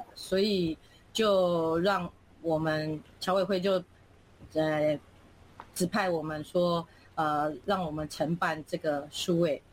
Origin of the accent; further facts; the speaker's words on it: Taiwan; moved away as an adult; now in Philippines; 我们是台湾人